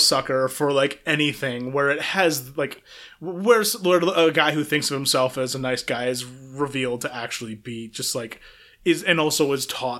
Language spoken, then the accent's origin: English; Minnesota, United States; born there; I was born in Minnesota. I will apologize for not being better at the accent.